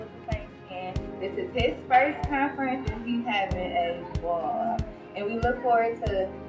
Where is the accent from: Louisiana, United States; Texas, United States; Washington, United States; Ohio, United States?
Ohio, United States; Cleveland; we are here for our second conference. We're from Cleveland, Ohio